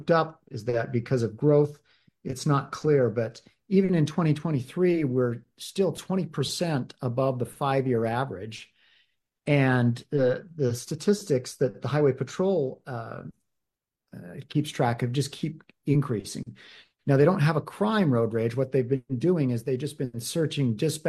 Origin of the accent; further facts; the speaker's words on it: Davis County, Utah, United States; I'm from Davis County. I was city council member and mayor of Centerville